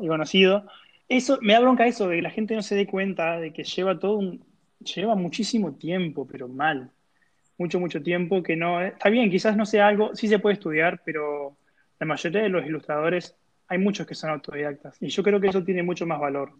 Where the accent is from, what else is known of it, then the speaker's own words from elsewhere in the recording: Argentina; moved away as an adult; siendo un ilustrador argentino que se va a un nuevo país